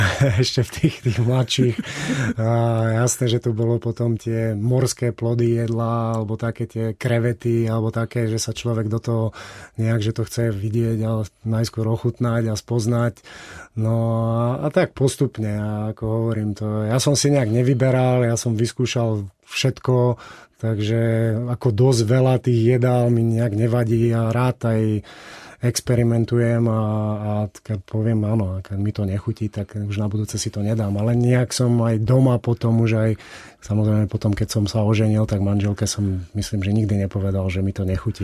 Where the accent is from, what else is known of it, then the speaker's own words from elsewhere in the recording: Kysuce, Žilina Region, Slovakia; also born or lived in Košice; som sa tam síce narodil, ale dá sa povedať, že som vyrastal na Kisuciach, Otec je Žilinčan